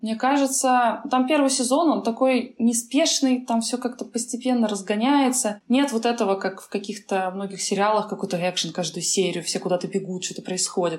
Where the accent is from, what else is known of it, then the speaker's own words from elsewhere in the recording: Kamchatka Krai, Russia; now in Saint Petersburg, Russia; когда я росла на Камчатке